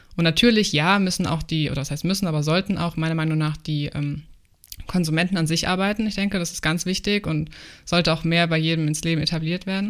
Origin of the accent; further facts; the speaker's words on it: Germany; also born or lived in New Zealand; ich bin selber Deutsche